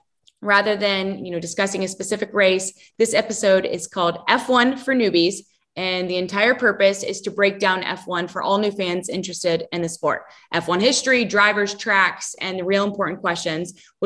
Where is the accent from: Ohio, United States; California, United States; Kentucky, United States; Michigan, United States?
Kentucky, United States; Louisville; And I grew up here in Louisville, Kentucky. So Indianapolis is, you know, an hour and a half, 2 hours.